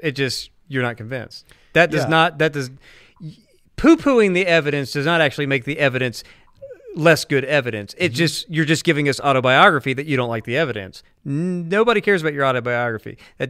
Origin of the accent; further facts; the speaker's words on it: the South, United States; I'm from the South.